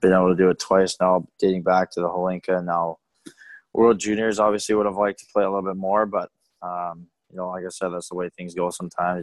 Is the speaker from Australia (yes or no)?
no; Bay Area, California, United States; growing up in the Bay Area